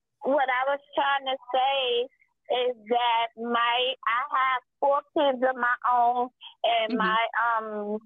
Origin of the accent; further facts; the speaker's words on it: New York City, New York, United States; now in Upstate New York, United States; I'm from New York City originally, but I live upstate